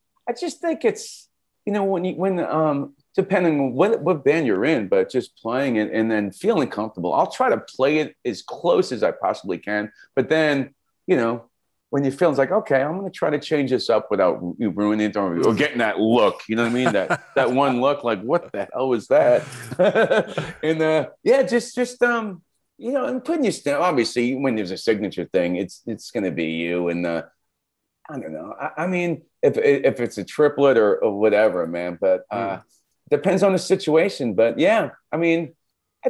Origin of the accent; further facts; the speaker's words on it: New York City, New York, United States; accent: Bronx; now in Los Angeles, United States; I'm from the Bronx. I still talk like I'm from the Bronx